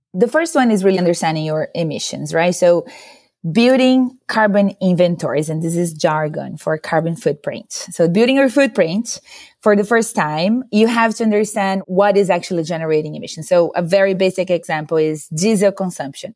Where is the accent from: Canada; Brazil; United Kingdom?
Brazil; moved away as an adult; now in San Francisco, United States; I'm originally from Brazil, but I've been living in the U S for almost eight years now